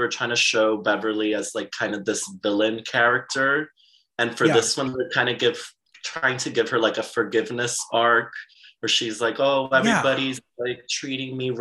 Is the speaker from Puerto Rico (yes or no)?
yes; Aguadilla, Puerto Rico; So my hometown is Aguadilla in Puerto Rico.